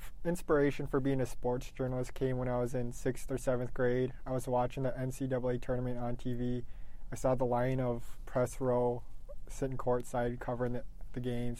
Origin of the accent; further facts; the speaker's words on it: Bark River, Michigan, United States; I grew up born and raised in Bark River.